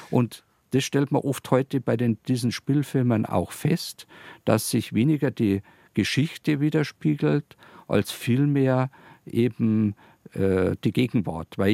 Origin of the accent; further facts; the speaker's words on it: Landshut, Bavaria, Germany; interessanterweise direkt eben in Bezug auf meine Heimatstadt Landshut im Zusammenhang eben mit Herzog Georg dem Reichen